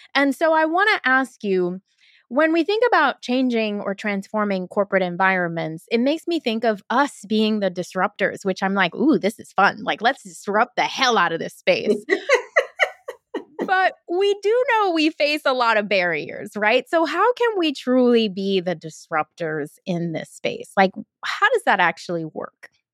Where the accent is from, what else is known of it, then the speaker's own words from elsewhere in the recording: New York City, New York, United States; I grew up in Brooklyn too. I'm an eighties baby, so I grew up in Brooklyn during the nineties